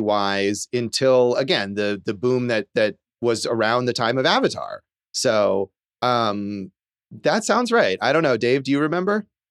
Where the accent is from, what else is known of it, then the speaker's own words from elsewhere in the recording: California, United States; as a kid growing up in California